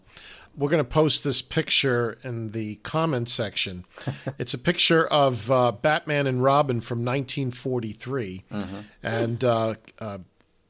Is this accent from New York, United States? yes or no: yes; New York, United States; having grown up in New York